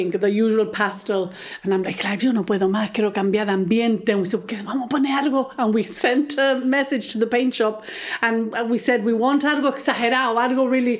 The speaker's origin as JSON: {"language": "English", "country": "Gibraltar", "tie": "born or raised there", "said": "I was brought up in the Loreto Convent. I had a beautiful upbringing"}